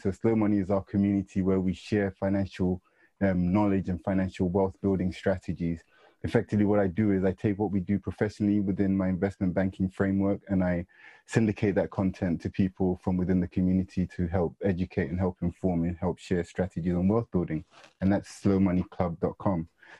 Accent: London, United Kingdom; So I grew up in Northwest London. I grew up on a council estate not far from here.

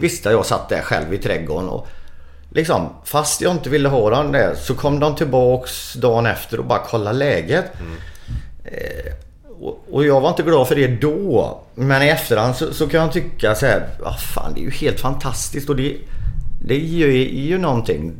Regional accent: Sweden; vi är svenskar

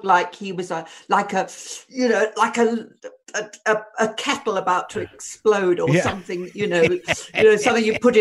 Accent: Southend-on-Sea, East of England, United Kingdom; born or raised there; also born or lived in London

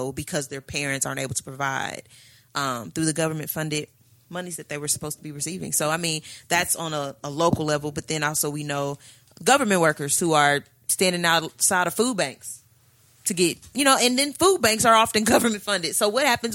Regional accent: Midwest, United States; I'm from the Midwest.

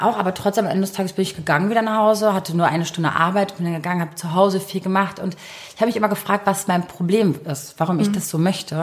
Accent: Berlin, Germany; ich bin gebürtige Berlinerin

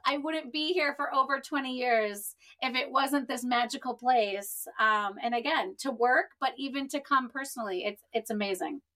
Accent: Wisconsin, United States; now in Florida, United States; I grew up in Wisconsin

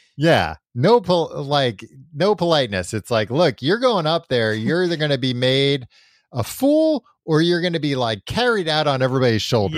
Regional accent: New York, United States; growing up in New York

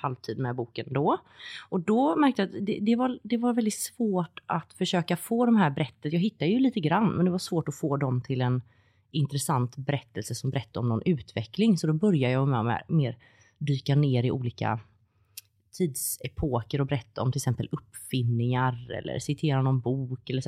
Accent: Gothenburg, Västra Götaland, Sweden; jag kommer från Göteborg

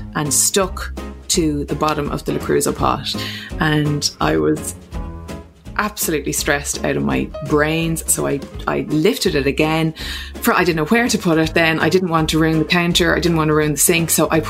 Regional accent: Munster, Ireland; accent: Clare; It was in my best Clare accent because I hadn't gone to school at that point. So Mom and Dad, obviously they were both from Clare. They had a Clare accent. So I had a Clare accent until probably 4 or 5, until I went to school.

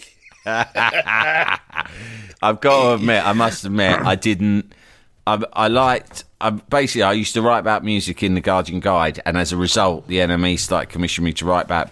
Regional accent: London, United Kingdom; I live in, in, in my hometown here, here in Leafy Barnes

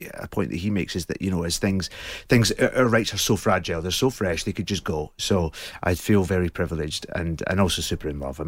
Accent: Scotland, United Kingdom; I think, I don't know whether it was different being in Scotland or not.

